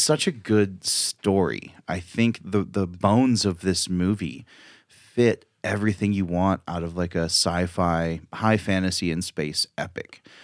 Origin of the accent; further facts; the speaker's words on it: Chico, California, United States; I'm so from Chico